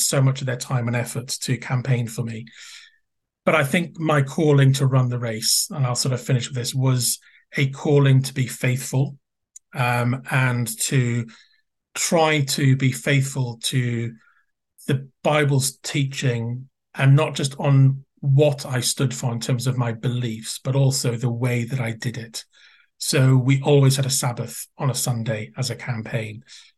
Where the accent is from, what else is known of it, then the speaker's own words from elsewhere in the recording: Wales, United Kingdom; moved away; it was a very Welsh-speaking community where the neighbouring area from where I grew up. So I really, in a sense, I felt local. I was a Welsh speaker